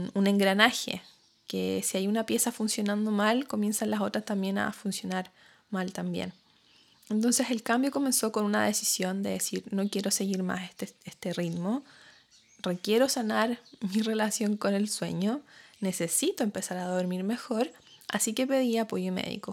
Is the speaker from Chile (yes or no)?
yes; Chile; moved away as an adult; now in New Zealand; cuando me fui de Chile y empecé a vivir acá en Nueva Zelanda